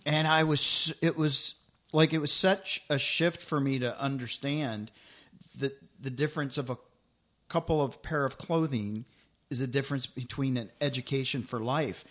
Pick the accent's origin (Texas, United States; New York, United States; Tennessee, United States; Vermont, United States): Tennessee, United States; moved away; also born or lived in Los Angeles; I grew up in Tennessee, so when I moved to L